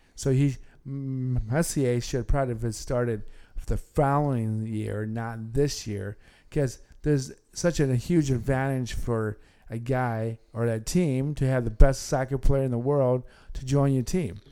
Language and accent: English; Detroit, Michigan, United States; I'm from the Detroit Tiger land